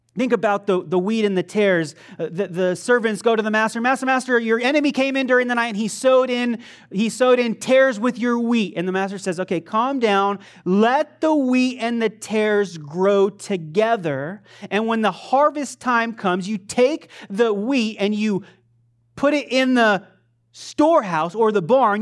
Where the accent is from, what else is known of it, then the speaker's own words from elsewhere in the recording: Pahrump, Nevada, United States; I grew up in Pahrump.